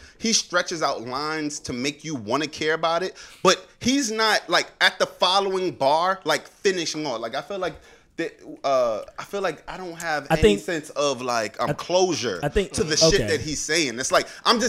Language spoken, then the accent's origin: English; New York City, New York, United States; I grew up in Brownsville, Brooklyn